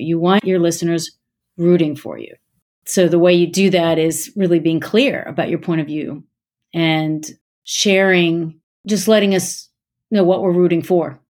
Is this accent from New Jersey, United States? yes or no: no; Gaithersburg, Maryland, United States; I'm from Gaithersburg, Maryland